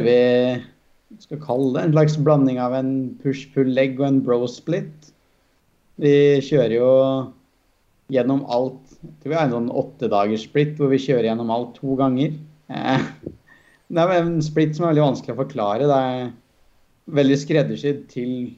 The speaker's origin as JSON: {"language": "Norwegian", "area": "Toten", "region": "Innlandet", "country": "Norway", "said": "være fra Toten der, da, hvor som er et bitte lite sted"}